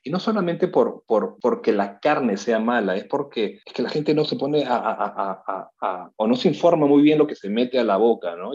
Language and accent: Spanish; Peru; moved away; also born or lived in New York; como peruano